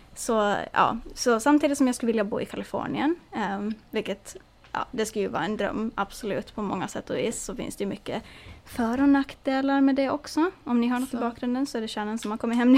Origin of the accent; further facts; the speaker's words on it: Åland Islands; moved away; som ålänning